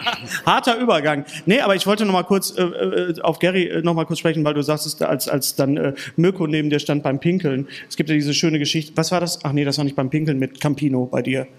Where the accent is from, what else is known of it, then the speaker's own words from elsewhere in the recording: Bochum, North Rhine-Westphalia, Germany; also born or lived in Berlin; bei uns in Bochum